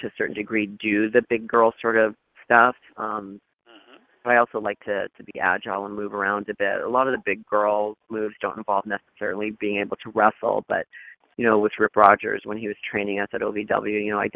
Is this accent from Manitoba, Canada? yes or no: no; Thunder Bay, Ontario, Canada; moved away as an adult; also born or lived in Los Angeles, California; I'm originally Canadian from Thunder Bay, Ontario.